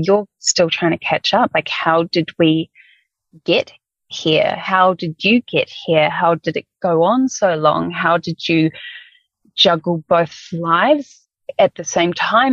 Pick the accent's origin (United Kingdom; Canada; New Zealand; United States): New Zealand; moved away; we're both from New Zealand